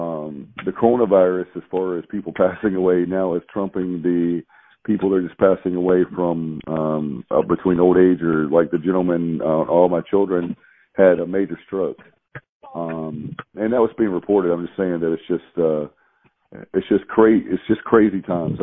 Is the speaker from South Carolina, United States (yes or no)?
no; Durham, North Carolina, United States; I'm originally from Durham